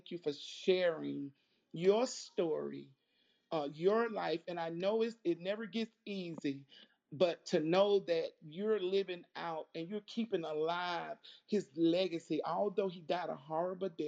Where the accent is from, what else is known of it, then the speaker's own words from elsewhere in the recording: Birmingham, Alabama, United States; I'm from Birmingham, Alabama